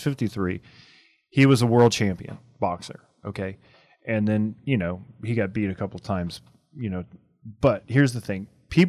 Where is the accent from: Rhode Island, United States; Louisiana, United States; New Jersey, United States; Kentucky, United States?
Louisiana, United States; I'm from Louisiana.